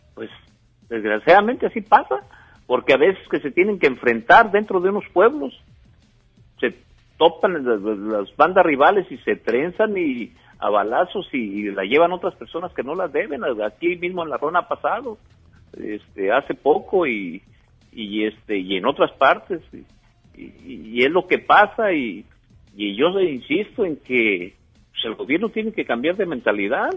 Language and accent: Spanish; La Ruana, Michoacán, Mexico; aquí en mi pueblo